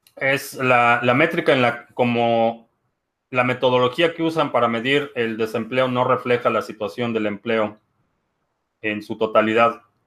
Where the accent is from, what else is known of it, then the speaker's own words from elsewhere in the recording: Mexico; now in United States; crecí en México